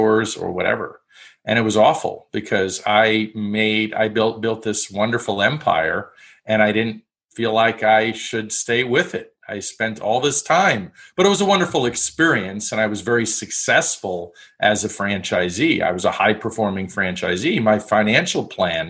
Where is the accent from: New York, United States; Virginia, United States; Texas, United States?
New York, United States; I grew up in New York